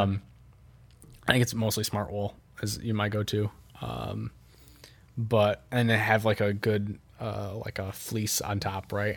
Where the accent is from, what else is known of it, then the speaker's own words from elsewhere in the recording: Midwest, United States; as a Midwesterner